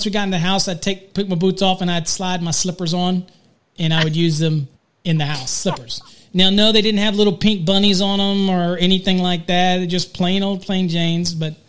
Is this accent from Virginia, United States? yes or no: yes; Virginia, United States; moved away; I grew up in Virginia and did a lot of work in Virginia and did a lot of teaching code in Maryland and in D.C. area and all that stuff. So very familiar. All of my family's still back on the East Coast in Virginia.